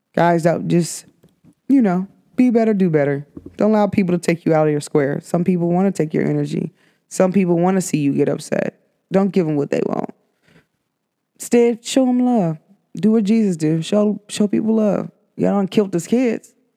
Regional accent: United States; even as an American

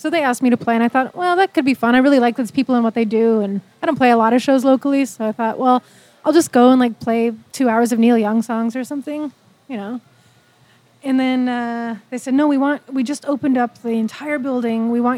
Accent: Manitoba, Canada; moved away; growing up in Manitoba, it was always very traditional food. We were farmers

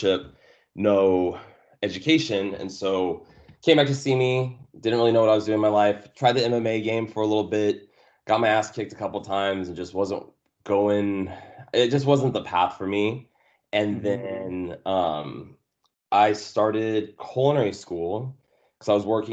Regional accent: Simi Valley, California, United States; moved away as an adult; also born or lived in Ukiah, California / Kentucky / Monterey, California / San Diego; We moved down here to Simi Valley. And that's basically where I grew up

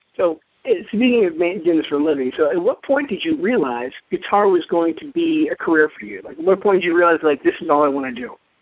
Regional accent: Pittsburgh, Pennsylvania, United States; I was a kid growing up in the Pittsburgh area. I, I grew up outside of Pittsburgh I went to Mars

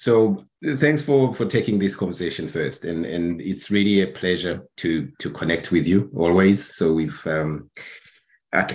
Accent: Burundi; moved away as an adult; also born or lived in Netherlands; I'm originally from Burundi.

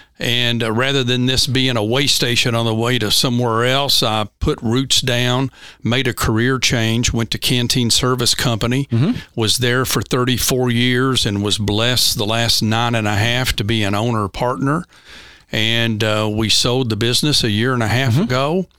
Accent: Hart County, Kentucky, United States; also born or lived in Logan County, Kentucky / Warren County / Hardin County / Henderson County; I was born down in Logan County, Kentucky, just about 75 miles south of here.

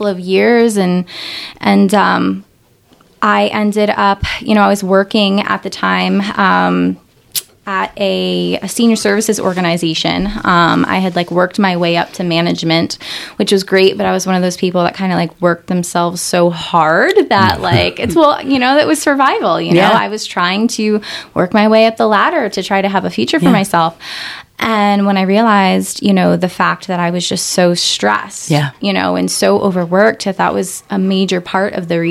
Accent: Northeast Pennsylvania, United States; moved away as an adult; also born or lived in New Jersey; I'm from Northeast PA, but I had moved out there when I turned 18 or so

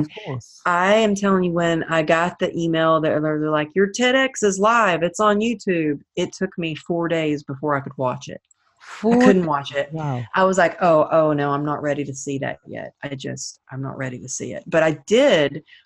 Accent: Texas, United States; growing up in Texas

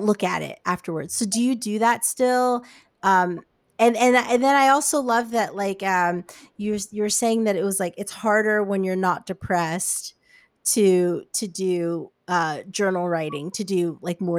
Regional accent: New York, United States; moved away as an adult; now in Los Angeles, United States; I'm from New York. I've been here for 2 years

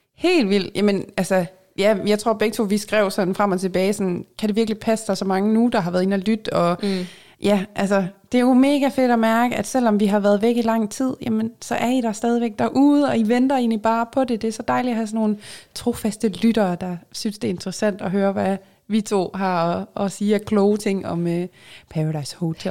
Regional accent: Jutland, Denmark; accent: Jutlandic; jeg er jyde

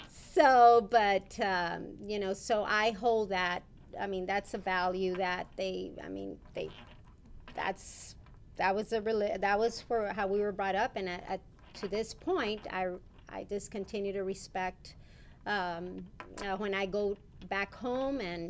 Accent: Rio Grande City, Texas, United States; also born or lived in McAllen, Texas; I was raised in Rio Grande City, Texas

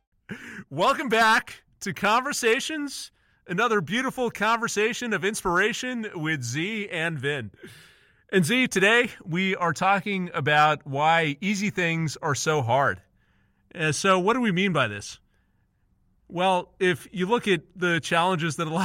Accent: Southern California, United States; I'm from Southern California

